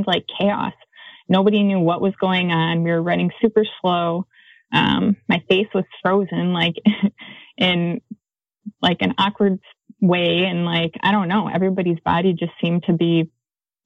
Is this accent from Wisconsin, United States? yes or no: yes; Wisconsin, United States; now in Flagstaff, United States; I'm from Wisconsin